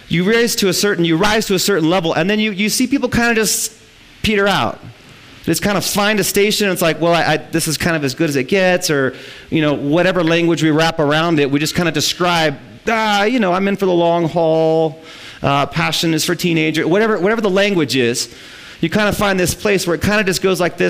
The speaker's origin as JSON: {"language": "English", "region": "Midwest", "country": "United States", "said": "we're from the Midwest, we were farmers."}